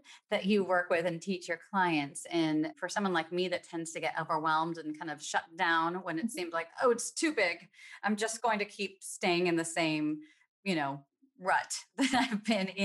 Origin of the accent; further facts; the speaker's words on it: California, United States; now in Seattle, United States; I grew up in California